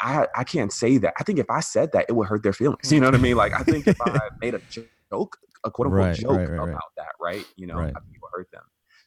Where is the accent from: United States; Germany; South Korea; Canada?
United States; Atlanta, Georgia; growing up in the South in Atlanta, you know, there's actually a pretty large, you know, immigrant Latino community there.